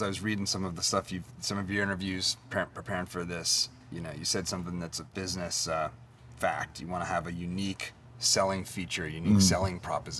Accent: Philadelphia, Pennsylvania, United States; I was born in Philly and grew up in the surrounding area.

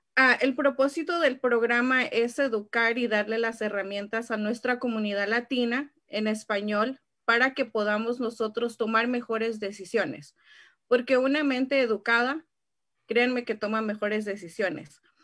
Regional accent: Mexico; first language Spanish; now in California, United States; mi pueblo en México o Tijuana

